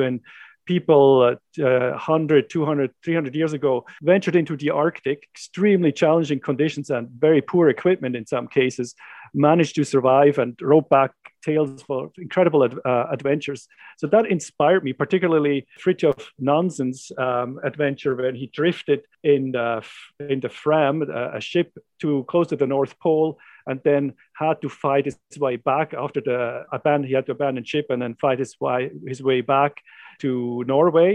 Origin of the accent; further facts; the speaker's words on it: Switzerland; moved away as an adult; now in Canada; I grew up in the Swiss Jura Mountains